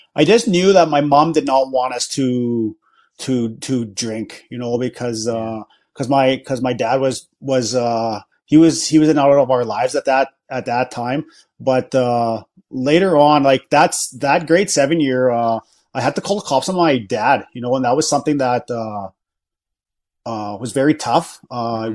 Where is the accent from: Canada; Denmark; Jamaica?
Canada; Battleford, Saskatchewan; I'm from the Battleford area, okay. so that's where I grew up